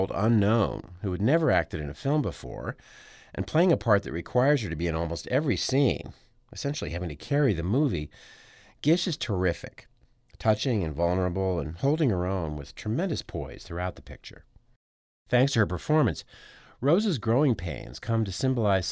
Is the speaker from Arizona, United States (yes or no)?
yes; Tucson, Arizona, United States; born or raised there